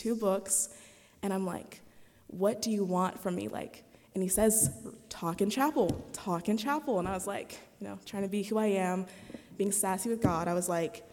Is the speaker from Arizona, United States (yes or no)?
no; Las Vegas, Nevada, United States; I'm from Vegas